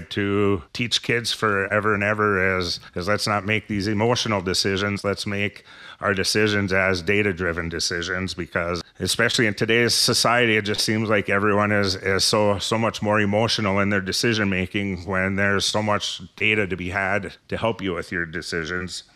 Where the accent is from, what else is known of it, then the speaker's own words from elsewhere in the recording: Ishpeming, Michigan, United States; also born or lived in Copper Country, Michigan; I was born and raised in Ishpeming